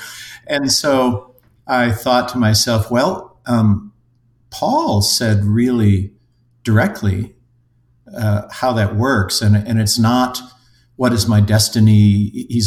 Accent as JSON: {"language": "English", "region": "Minnesota", "country": "United States", "also_born_or_lived": "Europe", "said": "I'm a Minnesotan engineer by trade, have lived in Europe and various places around"}